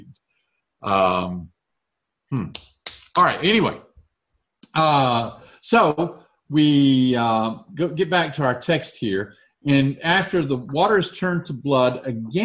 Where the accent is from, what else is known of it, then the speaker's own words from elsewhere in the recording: Alabama, United States; I'm from Alabama